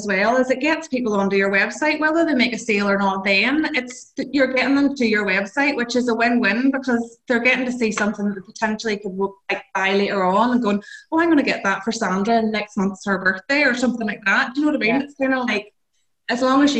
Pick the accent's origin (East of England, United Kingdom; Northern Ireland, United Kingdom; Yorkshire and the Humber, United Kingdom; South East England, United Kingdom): Northern Ireland, United Kingdom; … and …, we're both from Northern Ireland.